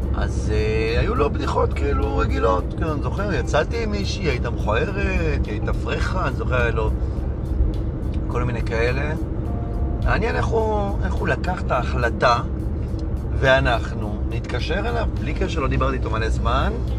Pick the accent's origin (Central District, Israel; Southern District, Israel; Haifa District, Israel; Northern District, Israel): Haifa District, Israel; Hadera; כשהיינו ילדים מחדרה